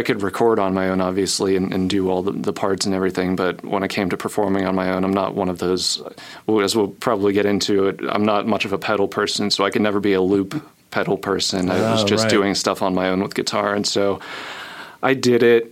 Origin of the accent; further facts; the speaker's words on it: North Hills, north of Pittsburgh, Pennsylvania, United States; I grew up in the North Hills area, about 20 minutes north of Pittsburgh